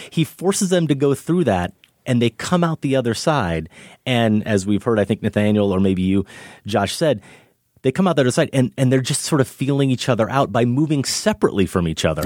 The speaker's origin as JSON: {"language": "English", "region": "Iowa", "country": "United States", "tie": "born or raised there", "said": "middle of Iowa"}